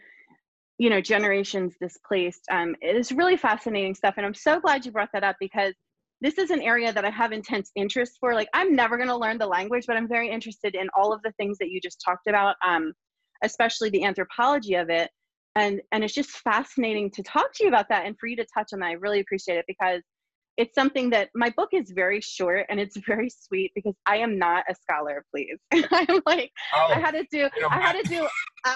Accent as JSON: {"language": "English", "area": "Bucks County", "region": "Pennsylvania", "country": "United States", "tie": "born or raised there", "said": "I grew up in Bucks County"}